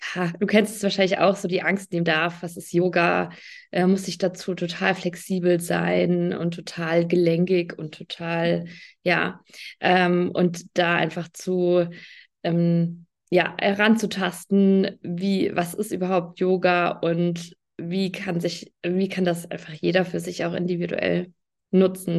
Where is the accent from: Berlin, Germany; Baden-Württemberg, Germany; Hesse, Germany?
Hesse, Germany; near Fulda; Ich komme aus der Nähe von Fulda in Hessen